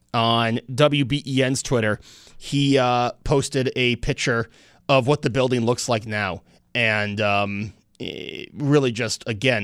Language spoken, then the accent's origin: English; Snyder, New York, United States; I grew up in Snyder, right down the street from the fire department